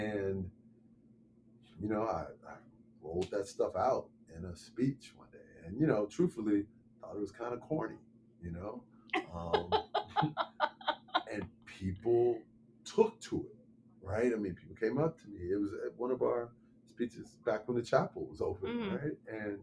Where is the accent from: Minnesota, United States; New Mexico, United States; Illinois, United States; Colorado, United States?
Illinois, United States; Chicago; I'm also born and raised in Chicago